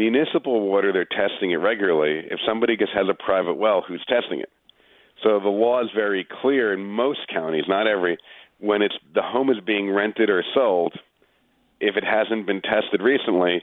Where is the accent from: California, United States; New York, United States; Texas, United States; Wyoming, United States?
New York, United States; Long Island; moved away as an adult; also born or lived in Manhattan, New York; now in Westchester, United States; I grew up in Long Island, then I lived in Manhattan, and now I'm in Westchester